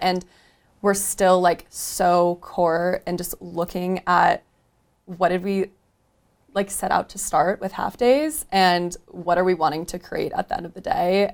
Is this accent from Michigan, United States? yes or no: yes; Michigan, United States; moved away as an adult; now in Denver, United States; I moved to Denver from Michigan, which is where I grew up